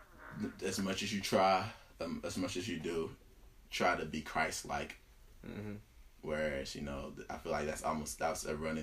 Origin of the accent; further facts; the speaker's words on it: Cameroon; English is a second language; moved away; I'm from Cameroon.